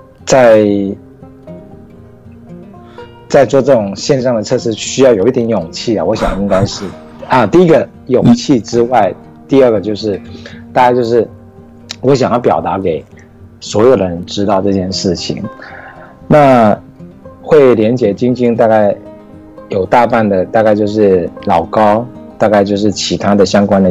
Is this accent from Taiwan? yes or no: yes; Taiwan; OK OK，大家好，我是来自台湾，然后嗯现在台湾时间是嗯一点四十分，啊、凌晨一点四十分